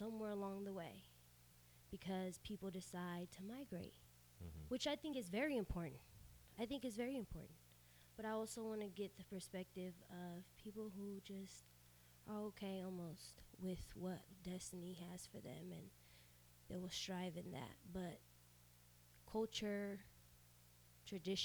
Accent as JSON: {"language": "English", "town": "Sacramento", "region": "California", "country": "United States", "tie": "born or raised there", "also_born_or_lived": "Mexico", "first_language": "Spanish", "second_language": "English", "said": "I was born in Sacramento."}